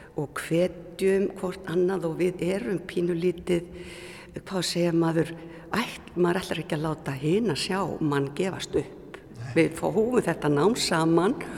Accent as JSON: {"language": "Icelandic", "town": "Reykjavík", "region": "Capital Region", "country": "Iceland", "tie": "born or raised there", "also_born_or_lived": "Akranes", "moved": "as an adult", "said": "ég er fættu uppalinn í Reykjavík"}